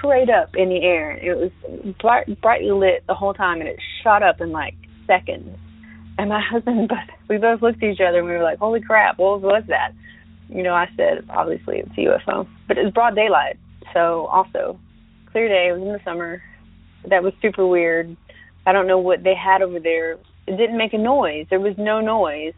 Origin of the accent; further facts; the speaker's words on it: Northwest Florida, United States; moved away; I'm originally from Northwest Florida, so near Eglin Air Force Base, about 30 miles away, maybe less